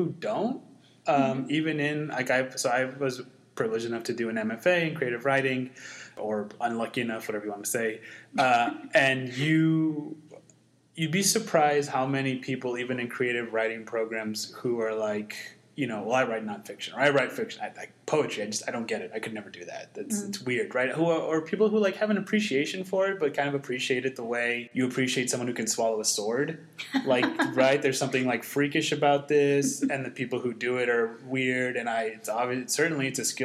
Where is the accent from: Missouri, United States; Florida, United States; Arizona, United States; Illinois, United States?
Arizona, United States; Mesa; also born or lived in South America; I was born and raised in Mesa, Washington Escobedo neighborhood